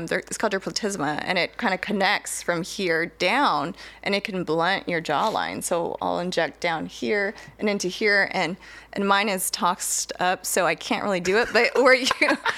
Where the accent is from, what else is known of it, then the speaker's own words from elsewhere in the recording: San Diego, California, United States; moved away as an adult; also born or lived in Corpus Christi, Texas; now in Houston area, Texas, United States; I'm originally from San Diego area, California